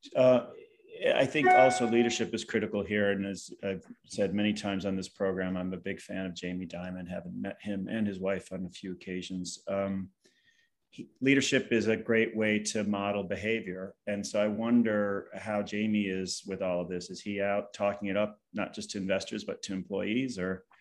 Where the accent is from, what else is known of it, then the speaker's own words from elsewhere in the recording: Ohio, United States; my home state of Ohio. I am a Buckeye